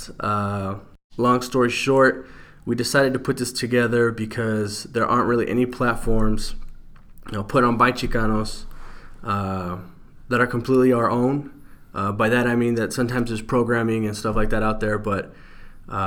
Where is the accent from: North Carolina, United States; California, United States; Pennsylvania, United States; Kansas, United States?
California, United States; moved away as an adult; also born or lived in Utah; now in Salt Lake City, United States; I'm actually a transplant to Utah. I'm from California, but I've been here a couple years.